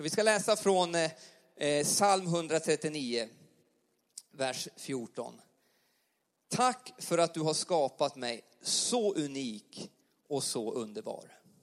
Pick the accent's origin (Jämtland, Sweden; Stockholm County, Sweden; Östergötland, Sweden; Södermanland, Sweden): Jämtland, Sweden; Alsen; accent: Jämtland dialect; now in Karlstad, Sweden; jag är uppvuxen i uppe i Jämtland i en liten församling uppe i, i Alsen, Yttrån